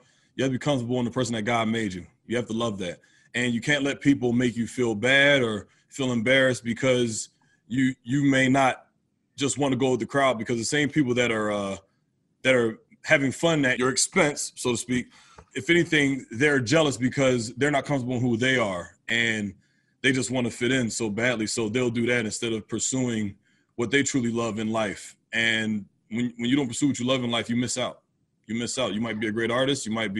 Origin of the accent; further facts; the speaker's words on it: United States; Where I grew up is right outside of Philadelphia. So that Philadelphia area is definitely Philly's a sports town all the way.